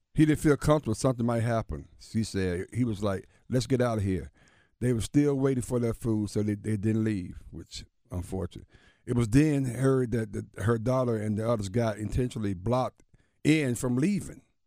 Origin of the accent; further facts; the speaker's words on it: Alabama, United States; my home state